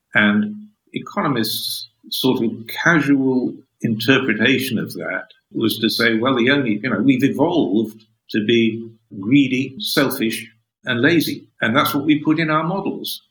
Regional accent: Sheffield, Yorkshire and the Humber, United Kingdom; now in Oxford, United Kingdom; I was born in Sheffield, northern industrial city

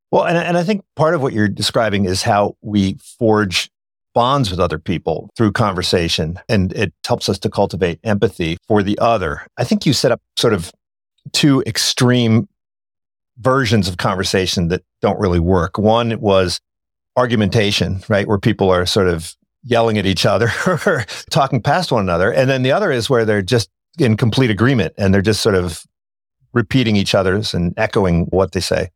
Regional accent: Philadelphia, Pennsylvania, United States; we grew up in Philadelphia

